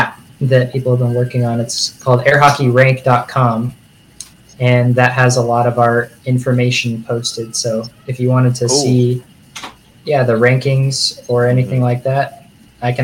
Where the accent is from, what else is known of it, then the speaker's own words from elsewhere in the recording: Houston, Texas, United States; now in San Antonio, United States; I'm from Houston